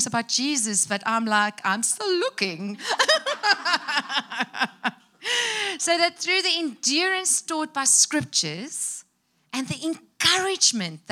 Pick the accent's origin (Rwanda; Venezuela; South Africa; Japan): South Africa; English is a second language